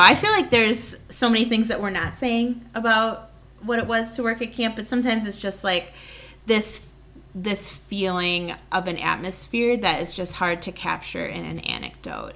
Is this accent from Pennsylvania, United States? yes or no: no; Waukesha, Wisconsin, United States; I grew up in Waukesha, which is in Waukesha County